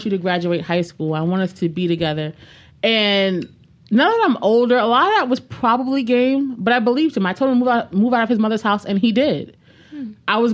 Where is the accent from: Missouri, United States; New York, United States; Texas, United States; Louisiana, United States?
New York, United States; New York City; I'm from the Bronx.